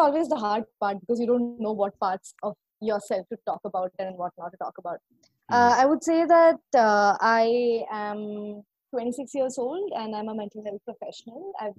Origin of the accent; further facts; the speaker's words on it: Kerala, India; I'm originally from Kerala, but I've kind of lived all over the place.